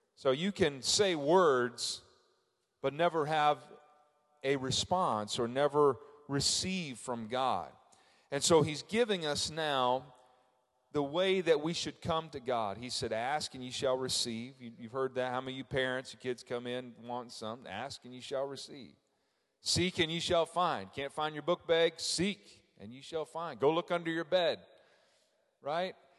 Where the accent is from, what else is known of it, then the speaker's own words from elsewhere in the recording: Frankfort, Indiana, United States; I'm from Frankfort, Indiana